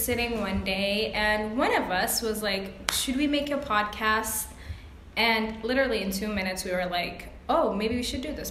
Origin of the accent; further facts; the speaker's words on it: United States; now in Egypt; And I'm American.